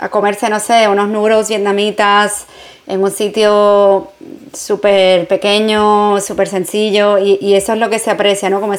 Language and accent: Spanish; New York, United States; mi juventud es como, no sé, la ciudad, todo el mundo dice, wow, Nueva York, como tan grande.